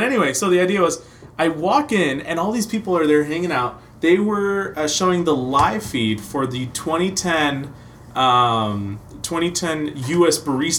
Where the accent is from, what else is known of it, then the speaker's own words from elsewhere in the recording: Seattle, Washington, United States; moved away as an adult; also born or lived in New York; I grew up in the Seattle area, but up north where Starbucks was king. You gotta have your peppermint mocha. You know, that's what high school's about. I moved to New York for school